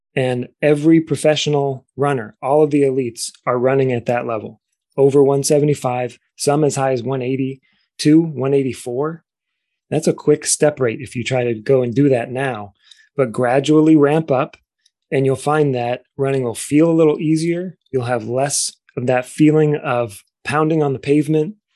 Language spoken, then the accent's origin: English; Cleveland, Ohio, United States; I grew up in Cleveland, Ohio